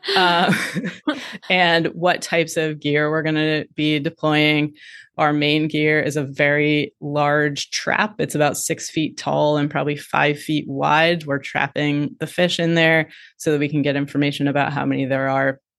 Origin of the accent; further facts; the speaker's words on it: Midwest, United States; moved away; I grew up in the Midwest